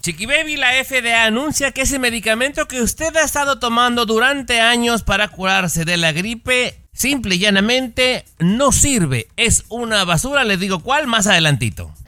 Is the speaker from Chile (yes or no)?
no; Mexico; somos ambos mexicanos